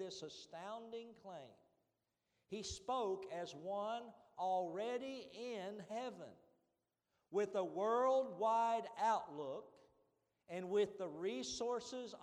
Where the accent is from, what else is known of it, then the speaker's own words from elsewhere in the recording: Eastern Kentucky, United States; I'm from Eastern Kentucky